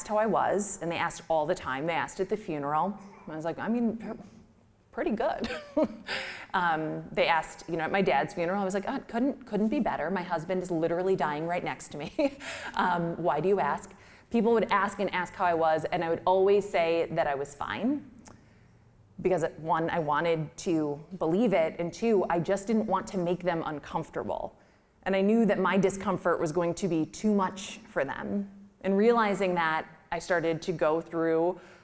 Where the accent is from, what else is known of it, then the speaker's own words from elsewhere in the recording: Midwest, United States; We're from the Midwest.